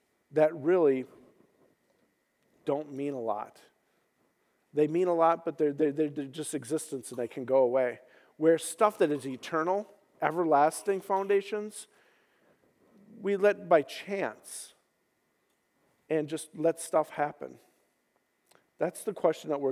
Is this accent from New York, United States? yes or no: no; Minnesota, United States; moved away as an adult; I grew up in Minnesota. Spent 40 years there before I came out here